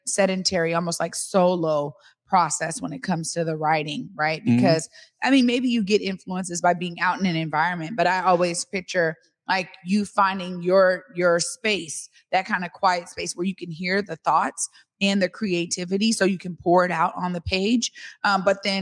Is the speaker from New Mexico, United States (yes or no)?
no; Seattle, Washington, United States; born or raised there